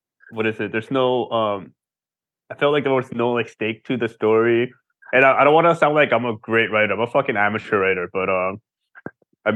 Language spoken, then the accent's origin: English; Seoul, South Korea; moved away; also born or lived in United States; especially when we were growing up in Seoul, in Korea